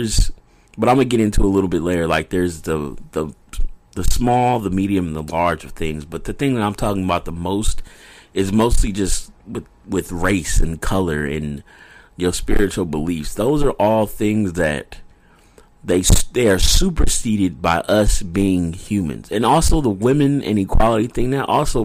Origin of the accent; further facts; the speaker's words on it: United States; I grew up in America. My dad is Nigerian